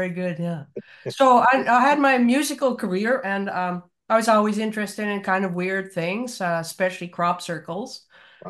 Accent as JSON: {"language": "English", "region": "Manitoba", "country": "Canada", "tie": "born or raised there", "moved": "as an adult", "lives_now": "Netherlands", "said": "I'm a musician. I was born in Manitoba, actually, and I studied there."}